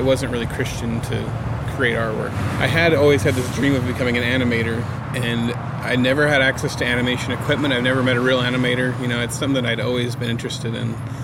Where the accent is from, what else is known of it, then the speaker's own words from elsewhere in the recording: Coos Bay, Oregon, United States; also born or lived in Portland, Oregon; Coos Bay, my hometown, which is a small town in Oregon